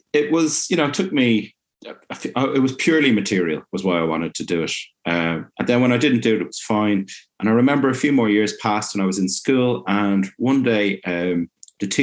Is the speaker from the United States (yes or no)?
no; Ireland; growing up in Ireland